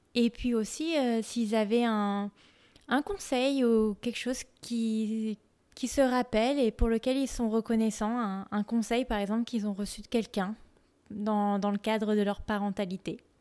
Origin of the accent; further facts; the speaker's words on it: France; now in United States; en tant que Française vivant aux États-Unis